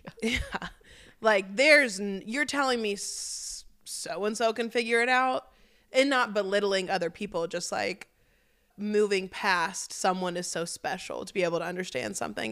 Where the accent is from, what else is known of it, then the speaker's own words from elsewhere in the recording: Memphis, Tennessee, United States; we're from Memphis